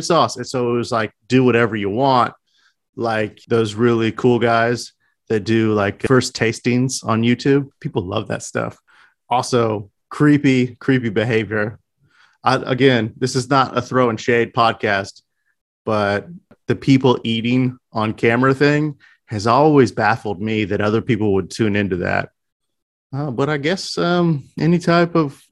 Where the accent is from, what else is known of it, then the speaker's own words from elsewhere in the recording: United States; I'm an American too